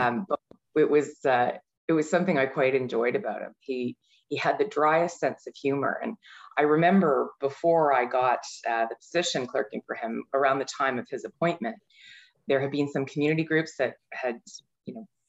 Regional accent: Mississauga, Ontario, Canada; I grew up in Mississauga

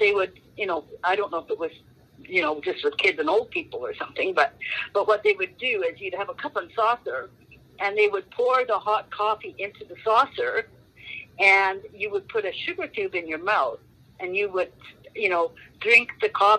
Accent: Canada; also born or lived in Finland; I was born in Finland. Yeah, and came to Canada when I was just a wee little girl

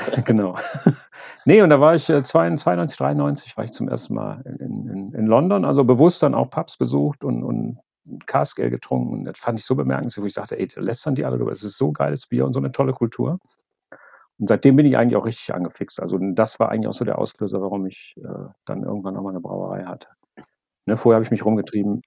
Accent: Wuppertal, North Rhine-Westphalia, Germany; now in Bonn, Germany; momentan komme ich aus Bonn. Ursprünglich komme ich aus Wuppertal

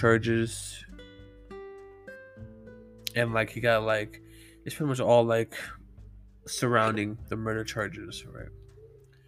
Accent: California, United States; I'm from California, so that wouldn't even be like an issue, cause our gun laws are so strict here in California

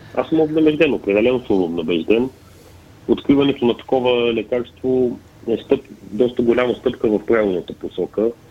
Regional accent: Pleven, Pleven Province, Bulgaria; защото съм от Плевен

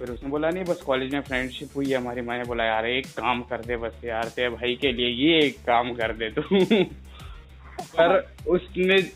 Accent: Rajasthan, India; मैं मारवाड़ी हूँ तो मेरे को पूरी प्रॉपर मारवाड़ी मिली

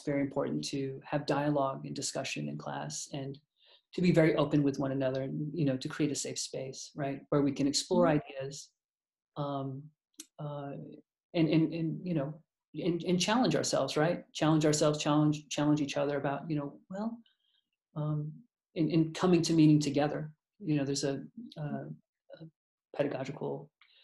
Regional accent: the South, United States; I was from the South

